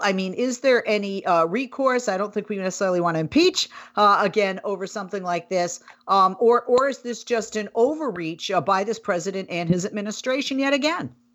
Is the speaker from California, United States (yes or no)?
no; Boston, Massachusetts, United States; I hail from Boston, Massachusetts, used to spend summers in Maine